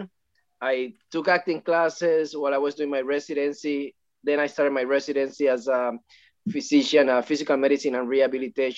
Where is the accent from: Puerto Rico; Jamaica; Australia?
Puerto Rico; now in Los Angeles, United States; I'm from Puerto Rico, from a small town.